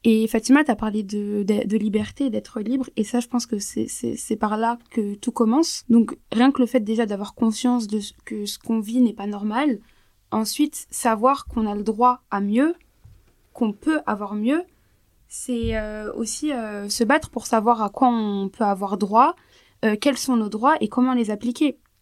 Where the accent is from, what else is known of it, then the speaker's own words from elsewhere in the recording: France; on est en France, on vit en France. en tant que française